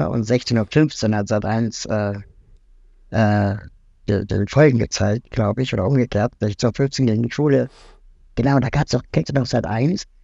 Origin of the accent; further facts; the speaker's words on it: West Berlin, Berlin, Germany; Ähm, ich bin in West-Berlin aufgewachsen.